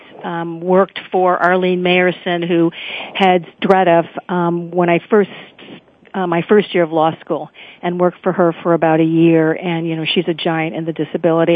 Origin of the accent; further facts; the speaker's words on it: Chicago, Illinois, United States; moved away; also born or lived in California; I grew up in High Park, which is where President Obama lives, during the 1960s